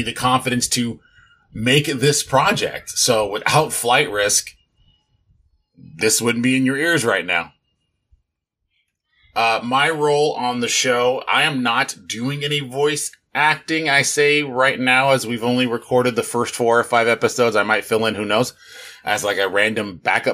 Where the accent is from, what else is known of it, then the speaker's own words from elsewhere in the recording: Long Beach, California, United States; I am from Southern California, the Long Beach area. I've lived here pretty much my entire life